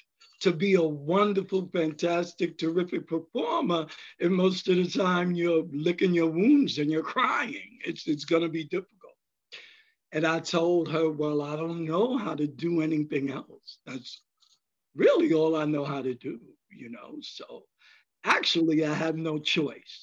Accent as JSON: {"language": "English", "town": "New York City", "region": "New York", "country": "United States", "tie": "born or raised there", "said": "I grew up in the Bronx"}